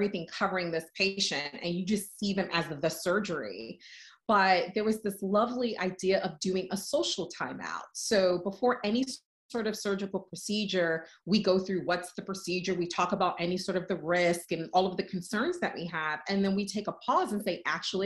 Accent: New York City, New York, United States; moved away; I'm originally from the Bronx, I'm from New York

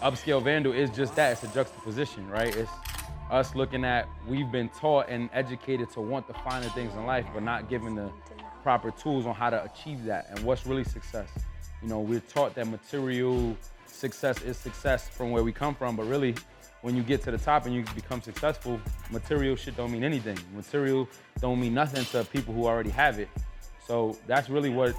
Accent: New York City, New York, United States; born or raised there

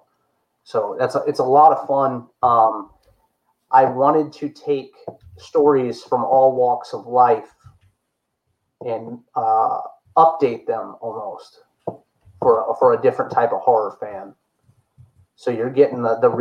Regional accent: Chesapeake, Virginia, United States; I was born in Chesapeake, Virginia.

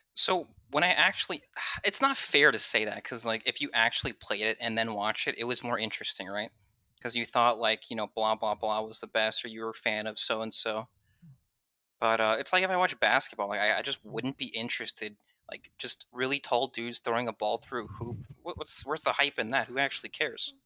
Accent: Southern California, United States; I grew up in Southern California

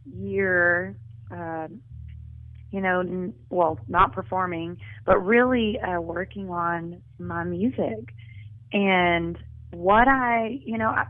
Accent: Florence, Alabama, United States; moved away as an adult; now in Nashville, United States; in my hometown

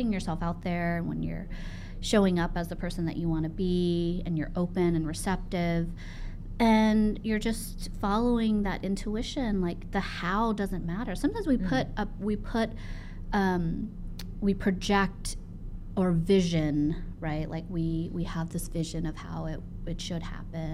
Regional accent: Savannah, Georgia, United States; I'm from Savannah, Georgia

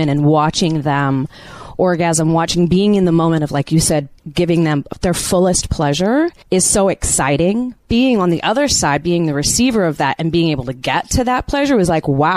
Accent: New York City, New York, United States; moved away; I'm a dancer from New York City

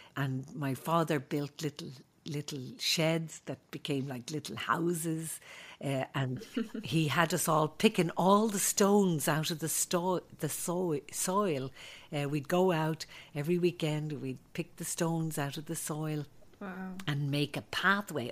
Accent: Dublin, Leinster, Ireland; moved away; growing up in Ireland was a great uh, place to grow up

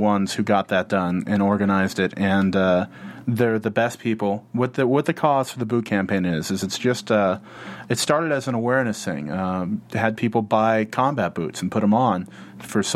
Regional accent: San Diego, California, United States; moved away; I came from San Diego, which is a military town, and I count myself really fortunate in that because I grew up with F-14s flying over my elementary school

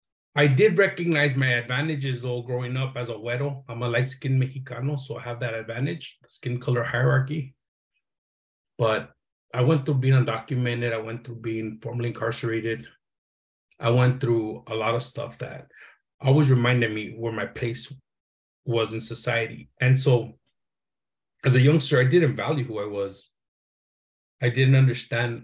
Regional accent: Los Angeles, California, United States; growing up in Boyle Heights was a trip

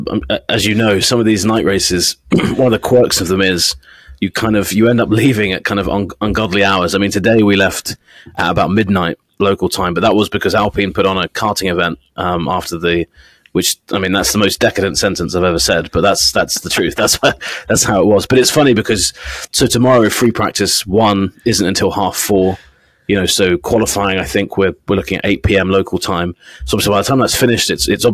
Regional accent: England, United Kingdom; I'm English

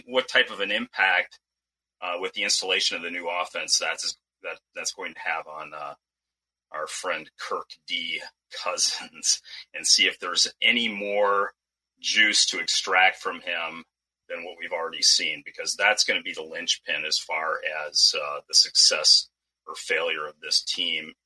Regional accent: Michigan, United States; also born or lived in Minnesota; now in Mesa, United States; I actually grew up in Michigan

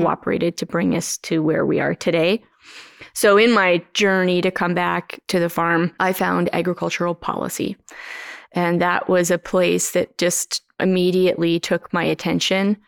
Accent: Mossbank, Saskatchewan, Canada; Both Dave and I grew up in the Moss Bank area

